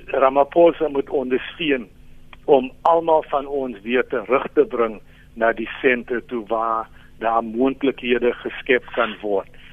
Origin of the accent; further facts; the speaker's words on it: South Africa; ons as Suid-Afrikaners